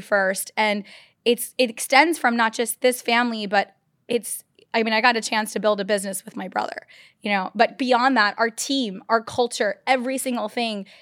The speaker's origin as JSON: {"language": "English", "region": "Texas", "country": "United States", "tie": "born or raised there", "also_born_or_lived": "Chicago, Illinois, United States", "said": "I grew up in Texas most of my life"}